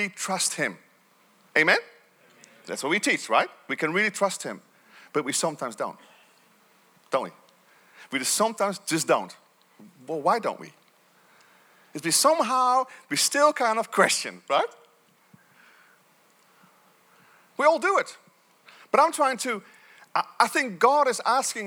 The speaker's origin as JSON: {"language": "English", "country": "Netherlands", "tie": "born or raised there", "said": "Growing up in Holland, although I had great parents"}